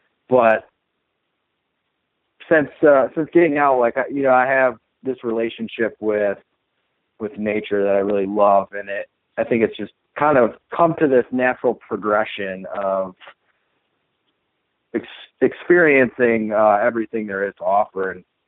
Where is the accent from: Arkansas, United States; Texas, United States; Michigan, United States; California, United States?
Michigan, United States; I grew up in Michigan